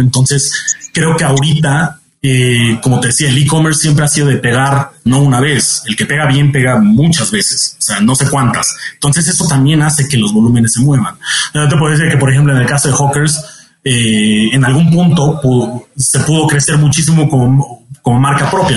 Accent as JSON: {"language": "Spanish", "country": "Mexico", "said": "además como mexicanos"}